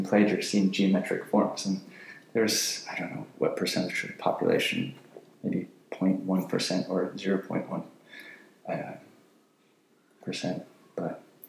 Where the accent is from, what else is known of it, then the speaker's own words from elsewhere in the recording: San Diego, California, United States; also born or lived in Berkeley, California / London; I grew up in San Diego, Solana Beach, California